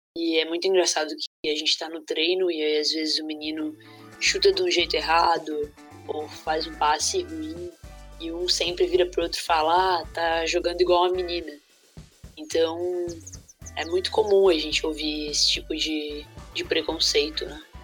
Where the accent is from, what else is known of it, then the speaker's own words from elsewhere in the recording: Jaraguá do Sul, Santa Catarina, Brazil; E aí eu fui jogar na escolinha da cidade, de Jaraguá do Sul, que foi onde eu nasci